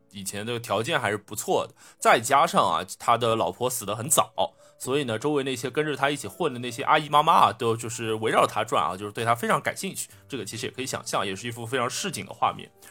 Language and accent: Chinese; Shanghai, China; 用我们上海话来说